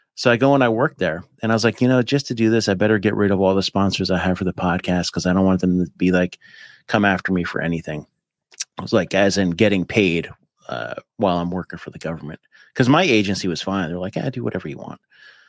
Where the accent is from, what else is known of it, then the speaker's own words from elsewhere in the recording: Appalachia, United States; I mean, I grew up right on the Appalachian Mountains.